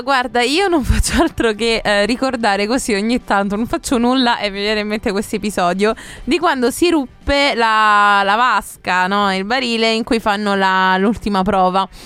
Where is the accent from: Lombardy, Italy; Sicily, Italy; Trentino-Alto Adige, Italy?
Sicily, Italy; Mussomeli; ho ventiquattro anni, vengo da Mussomeli